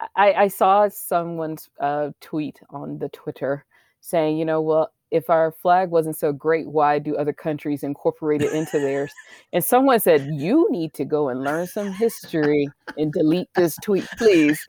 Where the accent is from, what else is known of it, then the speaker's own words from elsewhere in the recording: United States; I live here, you know I'm American